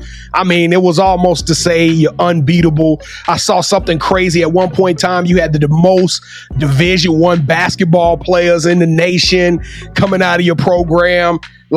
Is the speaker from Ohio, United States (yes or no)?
no; Shreveport, Louisiana, United States; I'm from Shreveport.